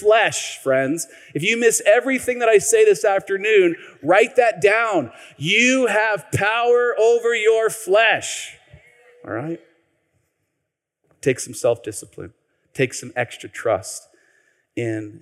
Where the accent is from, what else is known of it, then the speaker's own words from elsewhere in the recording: Tacoma, Washington, United States; I grew up here. Many of you know I grew up here in Tacoma.